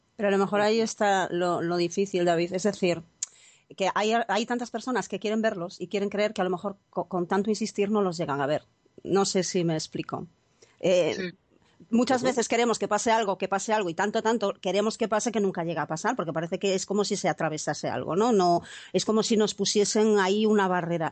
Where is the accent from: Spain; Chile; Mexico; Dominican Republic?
Spain; Galicia; como buena gallega